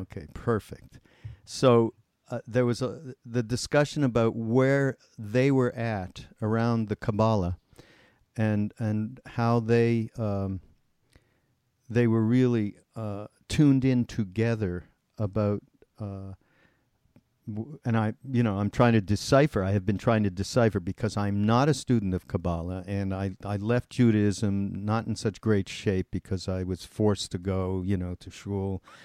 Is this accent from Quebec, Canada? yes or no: yes; Montreal, Quebec, Canada; I'm from Montreal, and we actually grew up in the same area of Montreal called Westmount